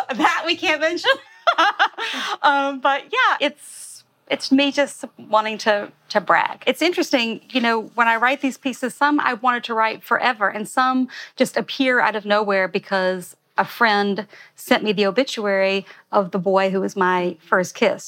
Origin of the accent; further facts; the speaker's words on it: Alabama, United States; now in New York, United States; I'm from Alabama